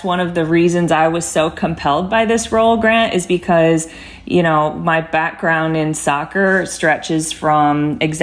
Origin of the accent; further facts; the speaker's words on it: Arizona, United States; I grew up in the Arizona youth soccer system